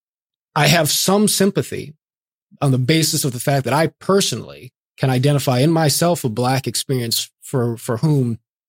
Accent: Inglewood, California, United States; born there; because I'm a Black man, right? And I was born in Inglewood, family in South LA and so forth.

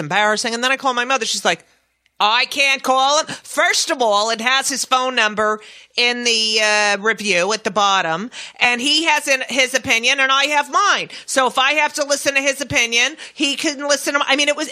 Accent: New Jersey, United States; the Star Ledger, which is my hometown paper from New Jersey

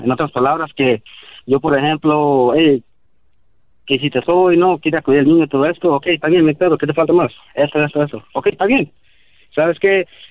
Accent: United States; Spanish is a second language; Yo soy chicano, descendiente de mis jefes que son de Guerrero, Tierra Caliente.

